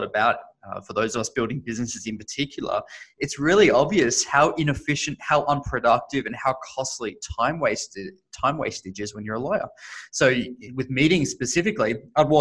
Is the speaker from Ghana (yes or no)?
no; Australia; now in San Francisco, United States; as you can probably hear, I am originally Australian, but based in the Bay Area, San Francisco today